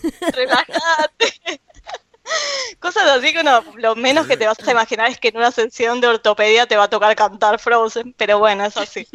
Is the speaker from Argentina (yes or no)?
yes; Argentina; accent: Argentine; moved away; soy argentina